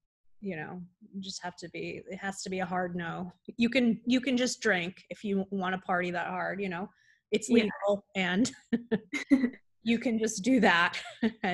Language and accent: English; South Florida, United States; moved away; also born or lived in Playa del Carmen, Mexico; I'm from South Florida, and I kind of grew up hanging out in Miami Beach